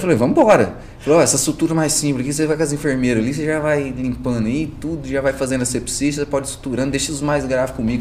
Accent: Itapagipe, Minas Gerais, Brazil; moved away as an adult; also born or lived in Caldas / Maringá, Paraná; É a minha cidade natal mesmo, que é a região ali de Itapajipe, Minas Gerais, Campina Verde também, Frutal, Triângulo

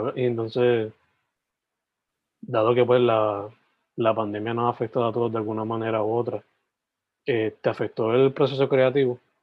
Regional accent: Sabana Grande, Puerto Rico; also born or lived in San Germán; Yo originalmente, o sea, nací en San Germán, me crié en Sabana Grande

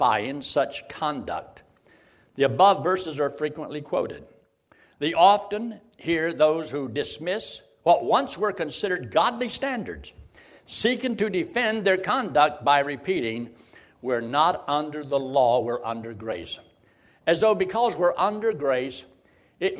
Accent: United States; I'm not Chinese. I was born in America.

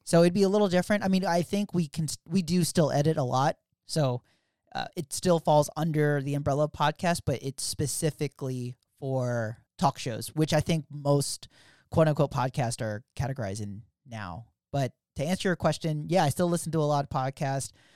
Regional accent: Philadelphia, Pennsylvania, United States; now in Virginia, United States; I grew up in Philly, South Philly, to be exact.

